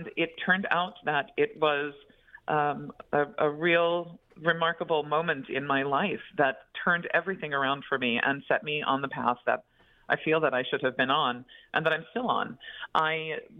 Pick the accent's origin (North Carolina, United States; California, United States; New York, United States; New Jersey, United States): New York, United States; Long Island; I grew up on Long Island in New York